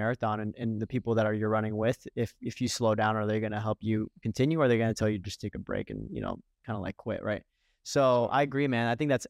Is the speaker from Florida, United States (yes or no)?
yes; Fort Lauderdale, Florida, United States; one of the reasons why I left Florida, because I'm originally from Fort Lauderdale